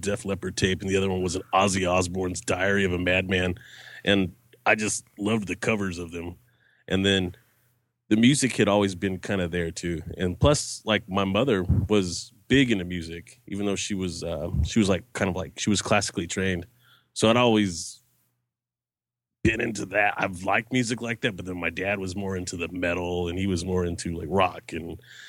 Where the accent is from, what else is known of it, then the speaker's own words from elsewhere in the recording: Albuquerque, New Mexico, United States; born there; also born or lived in Texas / tri-state area; Okay, I was born in Albuquerque, New Mexico